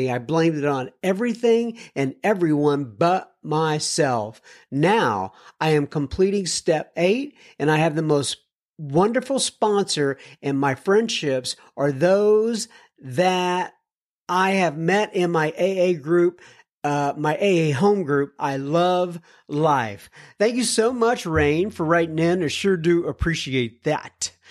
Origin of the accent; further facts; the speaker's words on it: Ypsilanti, Michigan, United States; I'm from Ypsilanti, Yippers. But nonetheless, I live in Ypsilanti.